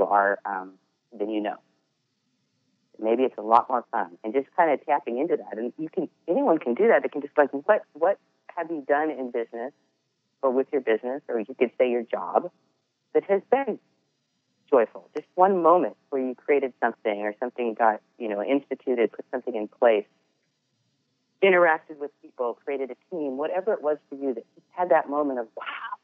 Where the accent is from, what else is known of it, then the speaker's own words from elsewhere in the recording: Edmonds, Washington, United States; moved away; I grew up in Seattle, at the Edmonds. Shout out to Edmonds, Washington